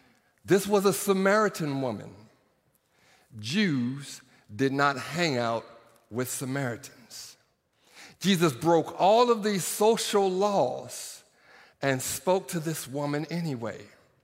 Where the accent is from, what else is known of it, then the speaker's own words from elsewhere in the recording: Norman, Oklahoma, United States; I'm from Norman, Oklahoma. Did y'all hear that? I'm from Sooner Country.